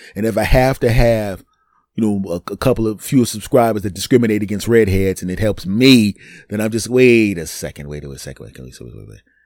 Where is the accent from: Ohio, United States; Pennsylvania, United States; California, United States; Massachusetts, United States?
Pennsylvania, United States; Philadelphia; my hometown team, the Eagles